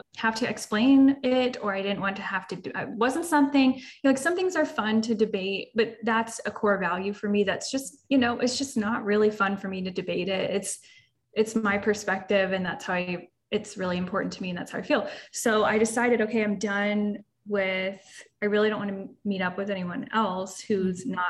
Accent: Florida, United States; we're both from Florida

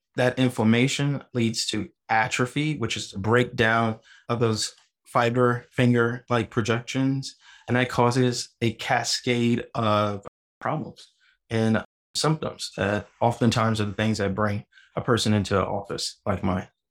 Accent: New Orleans, Louisiana, United States; I'm originally from New Orleans, Louisiana, and my dad is a huge cook

